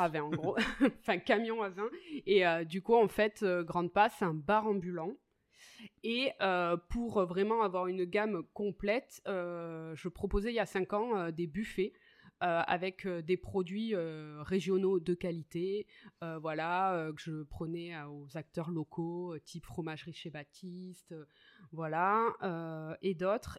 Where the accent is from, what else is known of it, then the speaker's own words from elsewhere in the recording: Capbreton, Nouvelle-Aquitaine, France; now in Greece; J'habite en Grèce. Je suis originaire des Landes, de Cabreton.